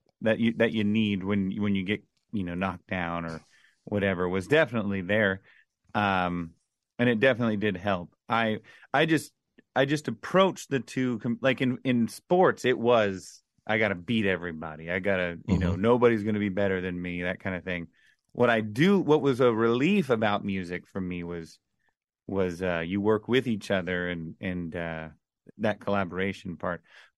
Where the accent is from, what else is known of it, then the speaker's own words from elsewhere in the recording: Orlando, Florida, United States; now in Nashville, United States; Really, it would have been just growing up in Orlando in the, you know, around the kids and stuff I grew up around. It was kind of wasn't the wealthiest area